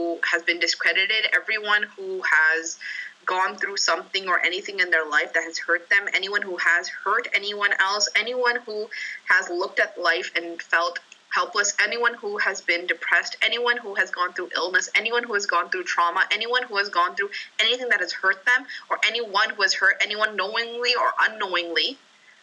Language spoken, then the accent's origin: English; Toronto, Ontario, Canada; I grew up in Toronto